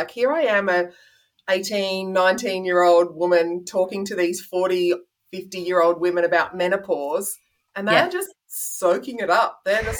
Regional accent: Devonport, Tasmania, Australia; also born or lived in Launceston / Hobart; back up in Devonport, which was my hometown.

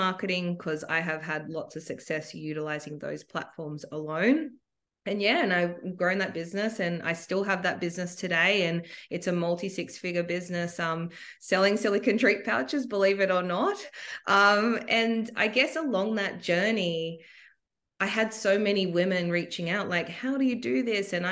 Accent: Sydney, New South Wales, Australia; I am from Sydney

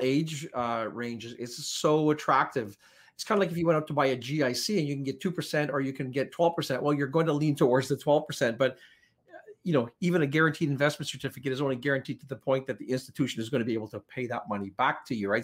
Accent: Canada; also born or lived in Powell River; we're Canadian, and, you know, we're proud Canadians

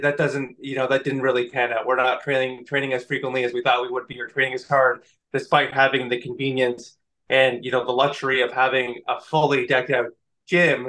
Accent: Canada; I'm Canadian

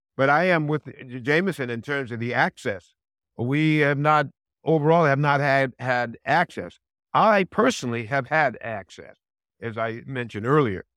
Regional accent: Connecticut, United States; I grew up in Connecticut, and I spoke like everybody else in Connecticut

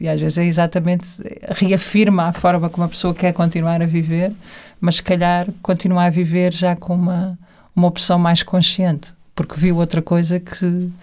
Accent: Portugal; estava sempre super ligada à terra, porque sou portuguesa

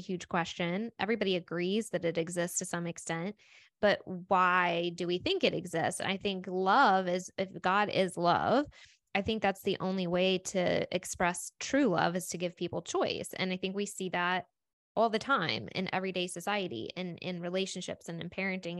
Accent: United States; we live in America and we were raised in Christianity

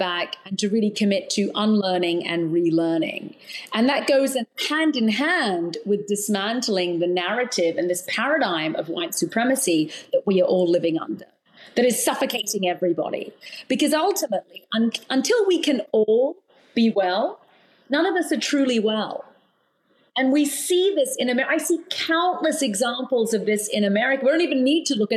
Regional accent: London, United Kingdom; moved away as an adult; also born or lived in Australia / New Zealand; now in United States; I was born in London. I've lived in Australia and New Zealand, but I've spent most of my life in the UK

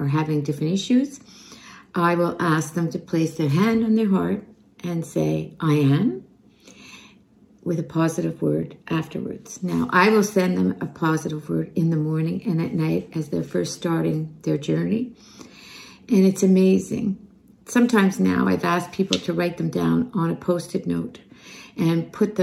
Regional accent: Montreal, Quebec, Canada; I am from Montreal

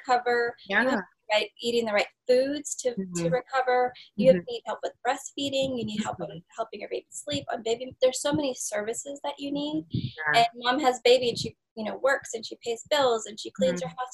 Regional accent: India; now in United States; I'm from India

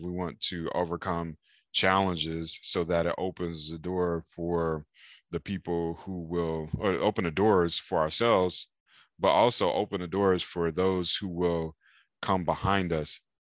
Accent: Raleigh, North Carolina, United States; now in San Diego, United States; I'm from Raleigh, North Carolina. and as a kid in Raleigh, I was playing video games, riding bicycles

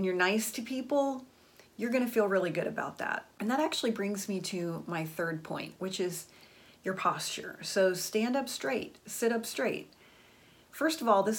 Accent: Florida, United States; I went to high school in Florida

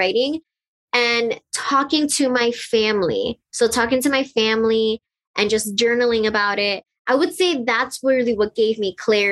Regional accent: Miami, Florida, United States; I was born and raised in Miami, Florida, and my parents are from Colombia.

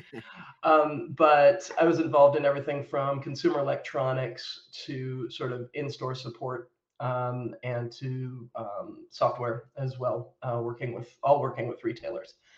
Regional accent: United States; moved away as an adult; also born or lived in United Kingdom; I am American by birth

